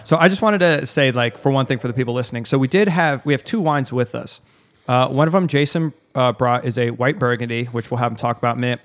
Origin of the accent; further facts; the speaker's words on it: Arizona, United States; I'm from Arizona